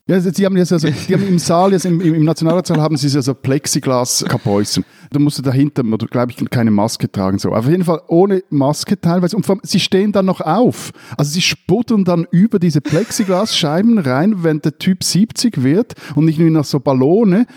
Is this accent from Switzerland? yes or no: yes; neighbouring municipality of Männedorf, Zurich, Switzerland; Der Schweizer Hauptsitz, der ist in Menedorf und ich bin da in der Nachbargemeinde aufgewachsen.